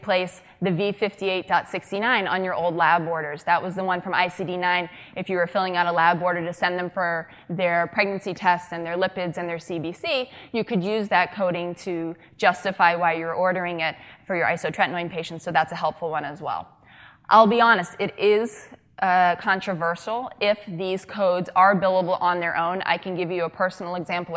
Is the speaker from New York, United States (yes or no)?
no; Boston, Massachusetts, United States; I am from Massachusetts, the greater Boston area.